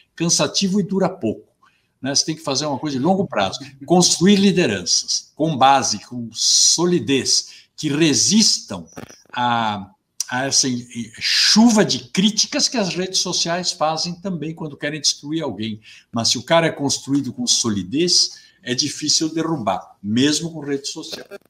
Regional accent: Brazil; todos somos brasileiros

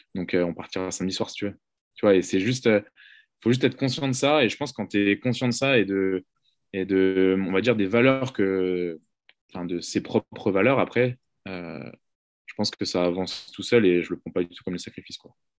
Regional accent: Brittany, France; moved away; also born or lived in Marseille; je viens de Bretagne

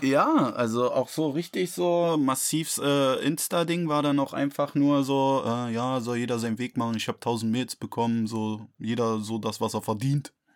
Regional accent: Berlin, Germany; für mich so als Berliner

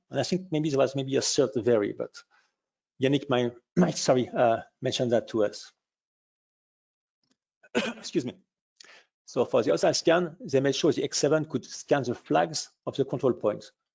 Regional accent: France; accent: French; English is a second language; I can hear from our accent we are a little bit French

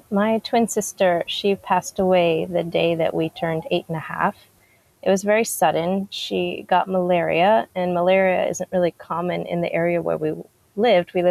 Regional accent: DR Congo; I grew up in Congo, the Democratic Republic of Congo

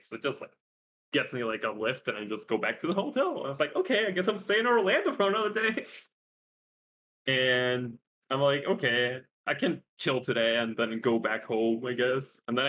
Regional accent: Coquimbo, Chile; now in Santiago, Chile; And then I just go back to my city because I'm not from Santiago, which is like where the international airport is.

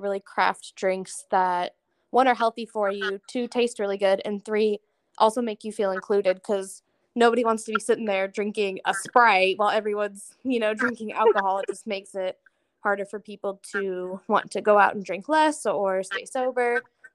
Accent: Tucson, Arizona, United States; I grew up in Tucson and then I moved up here back in 2020

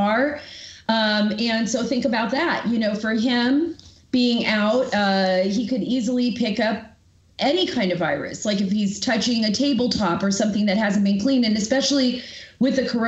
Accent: California, United States; moved away; I'm originally from California

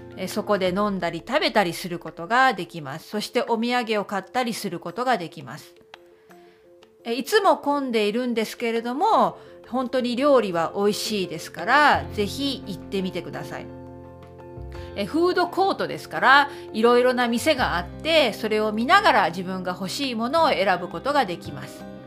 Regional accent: Okayama, Japan; now in Belfast, United Kingdom; 私のふるさと岡山の岡山県の岡山市にも路面電車はあります

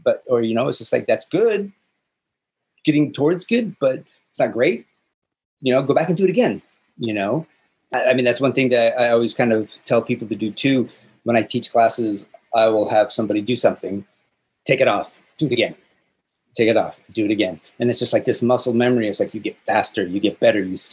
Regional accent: the Northwest, Pacific Northwest, United States; moved away as an adult; also born or lived in California; I grew up in the Northwest, outside of Seattle and outside of Portland.

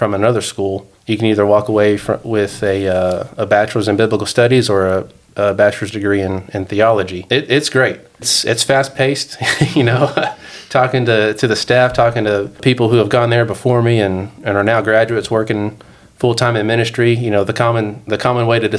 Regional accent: Dallas, Texas, United States; also born or lived in Georgia; now in Denver, United States; I grew up in Texas.

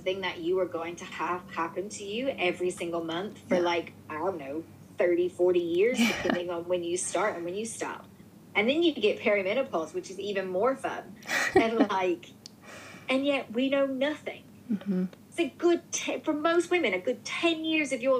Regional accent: New Orleans, Louisiana, United States; moved away as an adult; now in United Kingdom; I'm from New Orleans. So, like, my grandmother raised me

